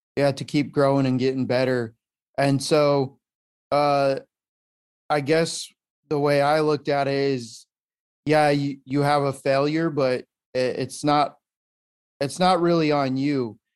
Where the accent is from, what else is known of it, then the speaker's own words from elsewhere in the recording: Colorado, United States; moved away as an adult; also born or lived in San Diego; I'm from Colorado, born and raised out there, lived there pretty much my whole life